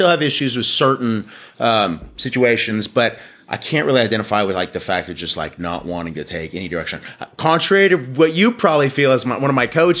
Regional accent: Dallas, Texas, United States; also born or lived in Glen Rose, Texas; I was born in Dallas at the old Parkland Hospital. Spent a lot of my life in Dallas, like Southeast Dallas

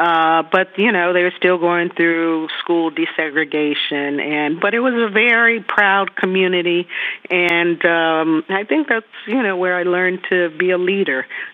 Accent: Greensboro, North Carolina, United States; moved away; also born or lived in California; But I grew up in Greensboro. It was my first experience in a segregated community.

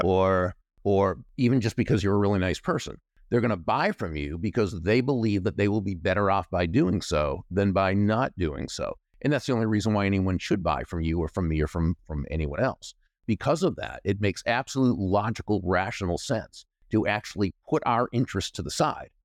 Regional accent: Natick, Massachusetts, United States; moved away; I grew up in what was then a small town, Natick, Massachusetts

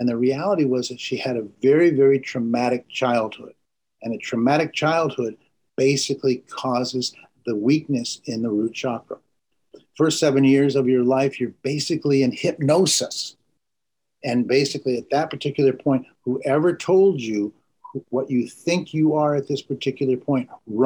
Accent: Vermont, United States; I grew up in Vermont

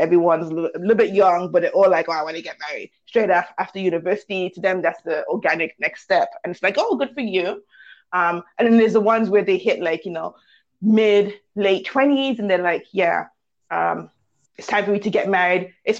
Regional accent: Canada; I'm very much Canadian.

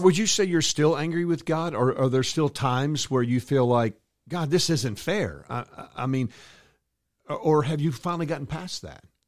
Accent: a hometown two hours from Dallas, Texas, United States; my hometown two hours away from Dallas

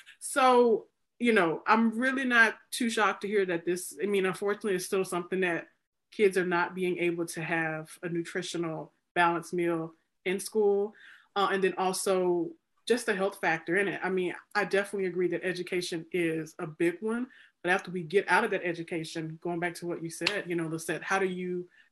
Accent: Mississippi, United States; I'm from Mississippi. So look, it's my home state.

